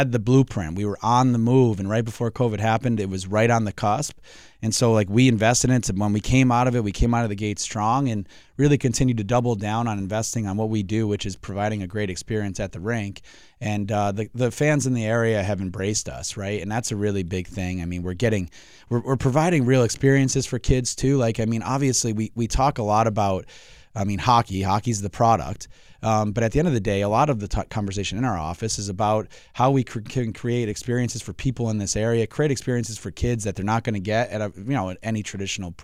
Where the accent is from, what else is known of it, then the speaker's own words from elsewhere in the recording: Springfield, Massachusetts, United States; I was born and raised in Springfield, went to Cathedral